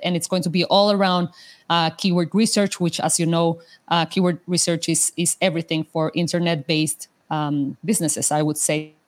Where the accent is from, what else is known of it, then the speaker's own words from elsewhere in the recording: Mexico; first language Spanish; English is a second language; moved away; I'm, I'm, from Mexico, so my my my mother language is uh, Spanish